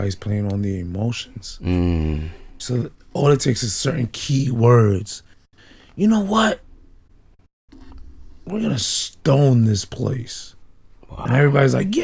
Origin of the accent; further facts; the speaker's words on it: New York City, New York, United States; moved away as an adult; now in Baltimore, United States; Born and raised in the Bronx